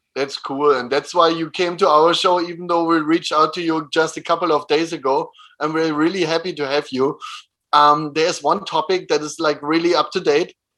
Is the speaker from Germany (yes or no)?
yes; Germany; moved away as an adult; also born or lived in Innsbruck, Austria; now in Vienna, Austria; I was born next to Berlin, so I know the environment.